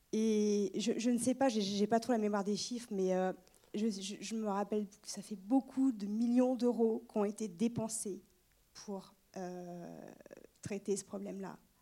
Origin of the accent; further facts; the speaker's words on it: Brittany, France; now in Maine-et-Loire, France; je suis bretonne